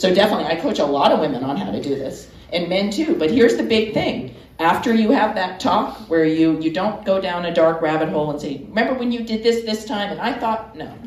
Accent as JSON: {"language": "English", "region": "Georgia", "country": "United States", "tie": "born or raised there", "also_born_or_lived": "Florida / Miami", "moved": "yes", "said": "I'm from Georgia. I'm from a small town"}